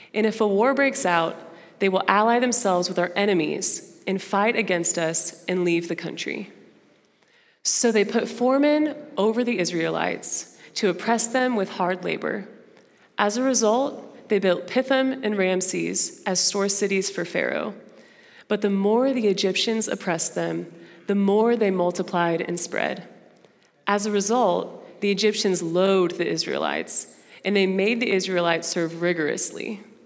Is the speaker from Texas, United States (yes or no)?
yes; Dallas, Texas, United States; first language Portuguese; English is a second language; moved away as an adult; also born or lived in Brazil; now in Fayetteville, United States; I'm from Dallas. I moved here to Fayetteville this past June